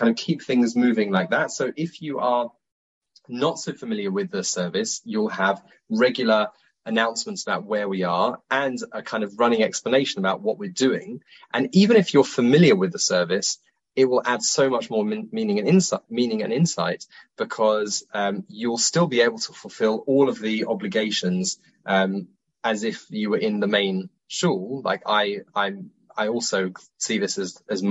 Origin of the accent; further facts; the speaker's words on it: London, United Kingdom; now in Israel; We live in Israel, in Wadi Yin, but I'm originally from South Woodford in London